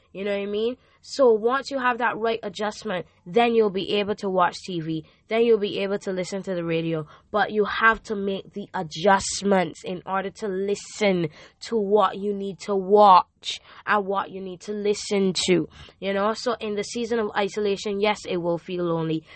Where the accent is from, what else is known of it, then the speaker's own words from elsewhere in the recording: Barbados; I am from Barbados